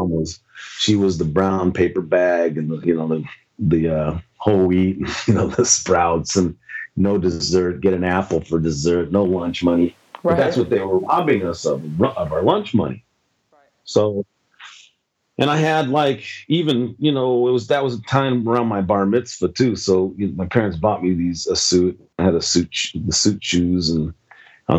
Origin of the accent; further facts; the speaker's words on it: Los Angeles, California, United States; moved away; I grew up in Venice, California.